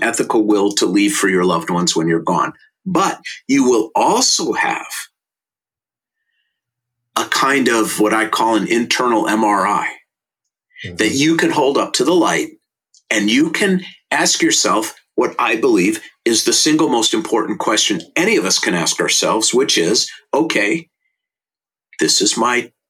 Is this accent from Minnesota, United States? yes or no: yes; St. Louis Park, Minnesota, United States; I was born in 1960 in St. Louis Park, Minnesota, and I went to Aquila Elementary School